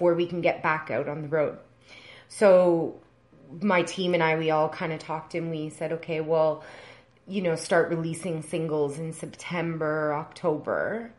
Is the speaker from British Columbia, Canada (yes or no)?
no; Edmonton, Alberta, Canada; also born or lived in Lion's Head, Ontario; now in Toronto, Canada; based in Toronto, but I grew up in Edmonton, Alberta